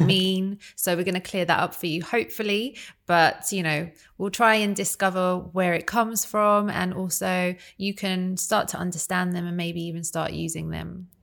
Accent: United Kingdom

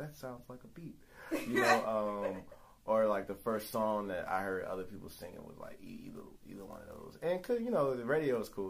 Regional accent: New Orleans, Louisiana, United States; I'm from New Orleans where, you know, it's the Big Easy.

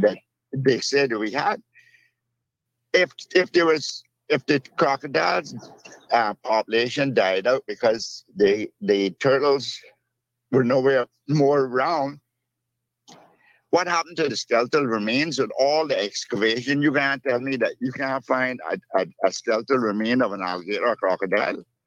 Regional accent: Cayman Brac, Cayman Islands; I'm originally from Cayman

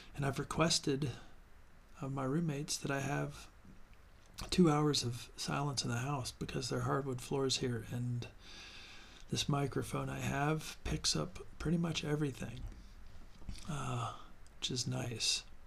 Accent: Ohio, United States; the area that I grew up in Ohio

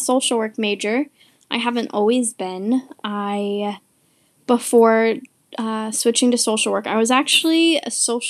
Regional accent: Bath, Maine, United States; also born or lived in India; I was born in India, so my first, like, home from, I guess, like, being adopted, it was Bath, Maine.

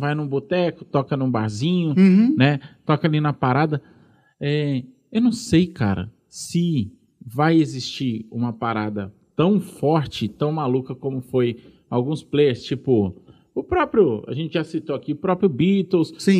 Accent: São Paulo, Brazil; moved away as an adult; now in Sete Lagoas, Brazil; eu sou paulistano

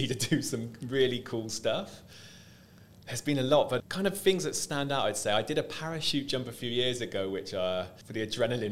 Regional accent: South West England, United Kingdom; moved away as an adult; now in Dubai, United Arab Emirates; I am from the UK, from the southwest of England. That's where I grew up.

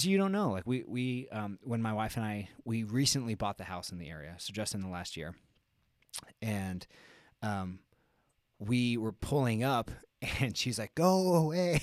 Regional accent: Albuquerque, New Mexico, United States

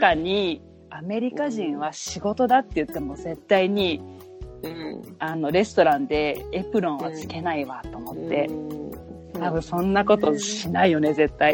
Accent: Hiroshima, Japan; now in New York, United States; 私、まあ、広島出身なんだけど

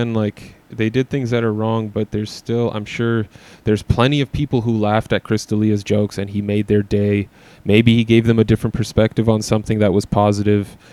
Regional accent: Canada; I love being a Canadian.

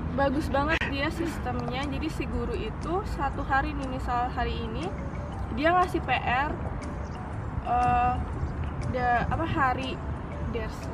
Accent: Indonesia; moved away; kita sebagai orang Indo

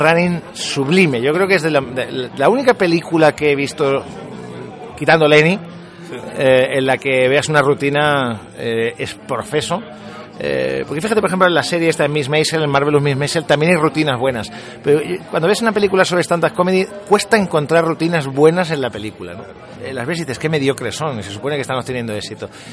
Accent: Albacete, Castilla-La Mancha, Spain; now in Madrid, Spain; yo soy de Albacete

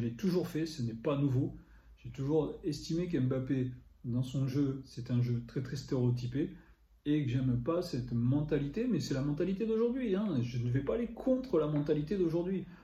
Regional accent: Paris, Île-de-France, France; je suis parisien

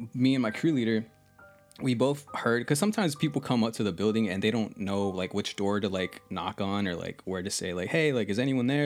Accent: United States; also born or lived in Texas; I'm from the United States of America

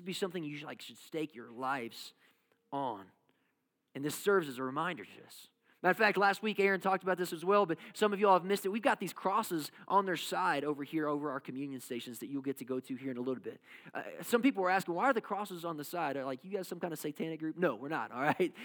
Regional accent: Kentucky, United States; I come from Kentucky, and basketball is life

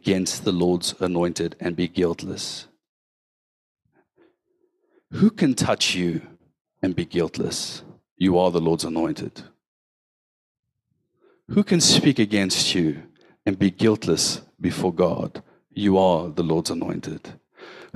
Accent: West Rand, Gauteng, South Africa; I grew up in the West Rand.

